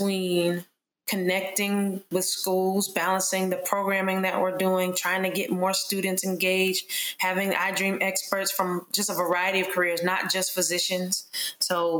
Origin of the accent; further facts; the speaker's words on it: Charlotte, North Carolina, United States; growing up in Charlotte, North Carolina, my parents were very supportive of me wanting to be a physician.